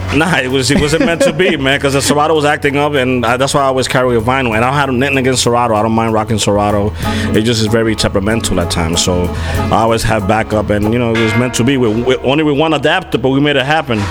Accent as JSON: {"language": "English", "region": "New York", "country": "United States", "said": "I'm from New York"}